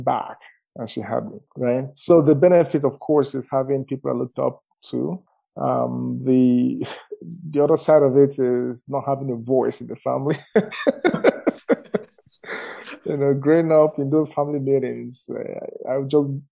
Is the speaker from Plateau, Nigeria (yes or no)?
no; eastern Nigeria, Imo, Nigeria; moved away as an adult; now in Calgary, Canada; I was born in the eastern part of Nigeria, specifically Amebo in Nigeria